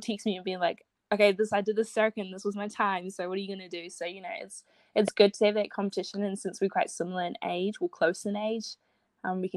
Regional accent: New Zealand; also born or lived in Zimbabwe / Opunake, New Zealand; I'm originally from Zimbabwe. I was born there. And then when I was 4 years old, I moved to New Zealand

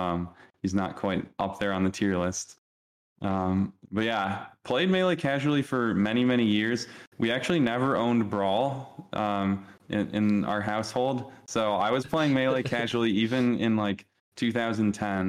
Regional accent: Chicago, Illinois, United States; also born or lived in Cleveland / Montreal; I was born here, did move away for a little bit at younger ages to Cleveland for 2 years and Montreal for 4 years, but returned back here still at a young age, spent most of my life here. So definitely have the most ties to the great city of Chicago

